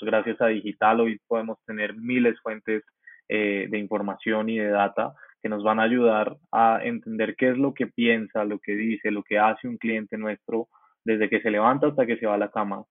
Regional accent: Colombia; soy un joven colombiano muy apasionado por el emprendimiento digital

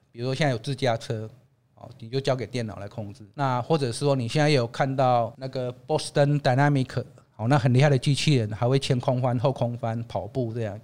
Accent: Taiwan; 我们台湾人…博士

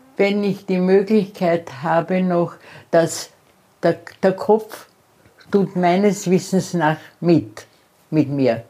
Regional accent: Austria; ich bin Österreicherin

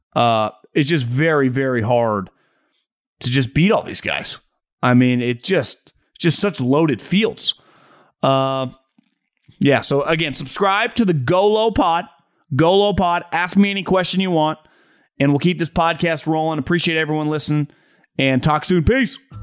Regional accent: Davis, California, United States; now in Bay Area, United States; I grew up playing El Macero and Wild Horse and Davis more than playing in Sac.

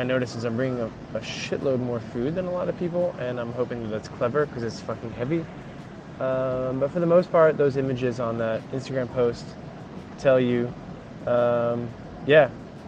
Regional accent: United States; moved away as an adult; now in Amsterdam, Netherlands; I'm an American. I live in Amsterdam.

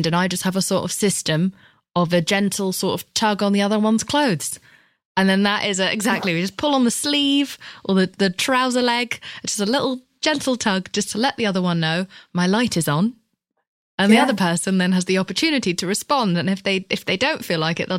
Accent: United Kingdom; I'm British

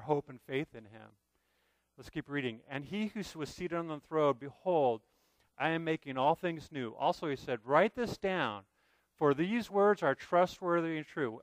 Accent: United States; as American believers

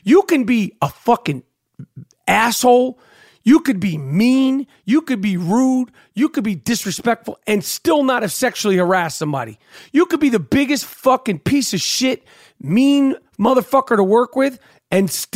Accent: New York City, New York, United States; I grew up in New York City

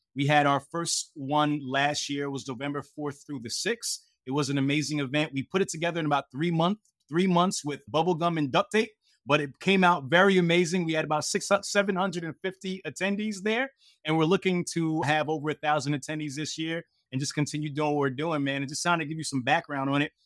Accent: Hightstown, New Jersey, United States; also born or lived in Brooklyn, New York; I moved to Central Jersey, a small place called Haidstown, New Jersey, as a young kid.

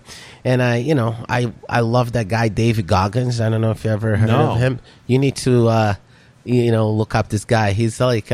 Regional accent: Brazil; moved away as an adult; now in United States; My parents kind of deported me from Brazil to the United States.

